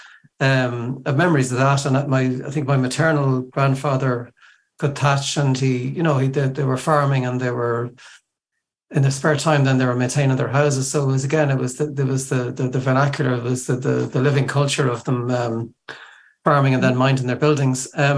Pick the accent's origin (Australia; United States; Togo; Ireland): Ireland; Dublin, Leinster; I grew up in Dublin, but my parents are from South Leitrim, from two places called Avas and Clun Mull.